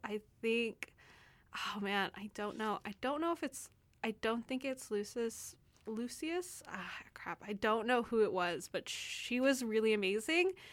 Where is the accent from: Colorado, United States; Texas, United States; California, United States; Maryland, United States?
Texas, United States; now in Canada; I'm from Texas, so, um, we're very much known for, like, our Tex-Mex food